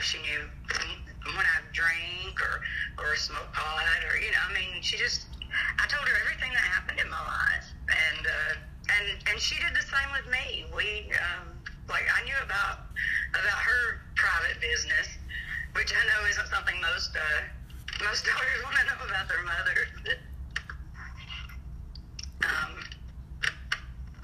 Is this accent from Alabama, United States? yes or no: yes; Alabama, United States; I'm from Alabama.